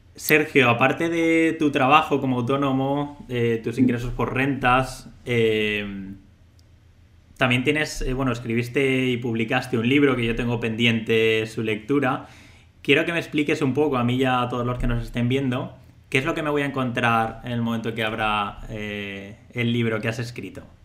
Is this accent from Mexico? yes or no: no; Valencia, Valencian Community, Spain; Los dos somos, somos de Valencia